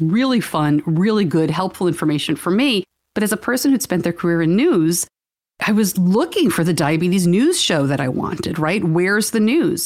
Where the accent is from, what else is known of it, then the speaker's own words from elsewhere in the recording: New York, United States; I'm from New York